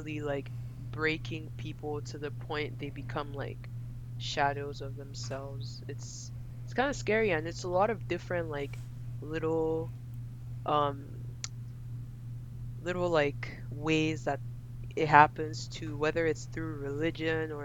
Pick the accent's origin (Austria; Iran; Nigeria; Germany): Nigeria; Lagos; moved away; also born or lived in United Kingdom; I was born and raised in Lagos